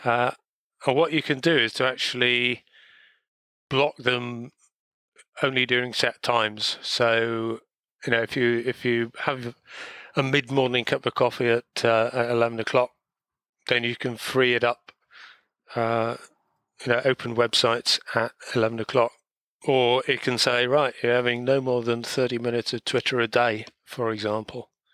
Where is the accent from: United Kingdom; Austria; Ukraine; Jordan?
United Kingdom; Wales; being Welsh